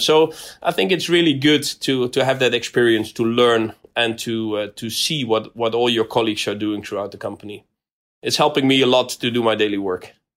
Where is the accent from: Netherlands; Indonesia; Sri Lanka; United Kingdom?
Netherlands; Rotterdam, South Holland; I come from Rotterdam